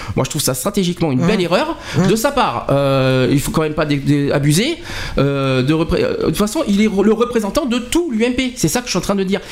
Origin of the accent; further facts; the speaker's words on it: France; on est 65 millions de Français.